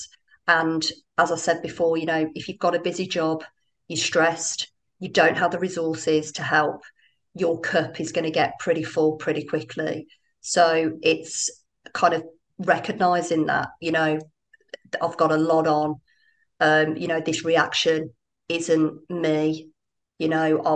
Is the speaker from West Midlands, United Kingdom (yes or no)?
yes; Birmingham, West Midlands, United Kingdom; moved away as an adult; now in Dubai, United Arab Emirates; I'm from Birmingham